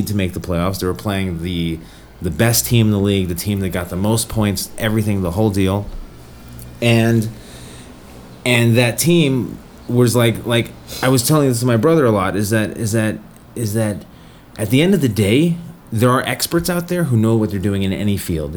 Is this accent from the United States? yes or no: yes; Colorado, United States; I'm from Colorado, so my team is the Colorado Avalanche